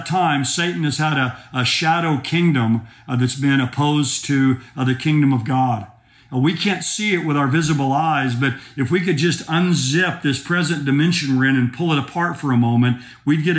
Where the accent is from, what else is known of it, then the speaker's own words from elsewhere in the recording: Oklahoma, United States; I'm from Oklahoma